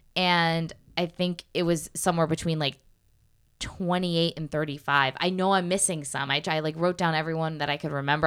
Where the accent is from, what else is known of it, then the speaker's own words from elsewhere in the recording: Connecticut, United States; moved away; I'm from Connecticut, right outside of New York